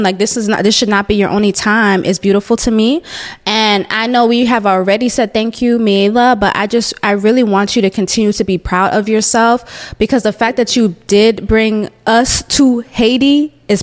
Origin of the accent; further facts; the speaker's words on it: Jamaica; moved away; I'm Jamaican, so I do go back to Jamaica at least once a year